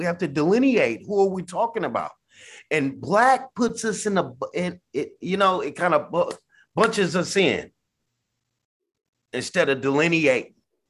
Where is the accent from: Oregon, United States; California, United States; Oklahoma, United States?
California, United States; born there; now in Sacramento, United States; I'm gentrified away from where I was born in the Bay. I'm in Sacramento, California, somewhat middle class.